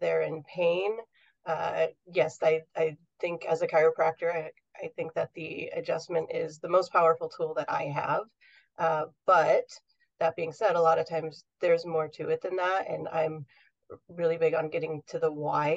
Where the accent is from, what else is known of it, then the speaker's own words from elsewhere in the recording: New York, United States; now in Southern California, United States; I grew up in New York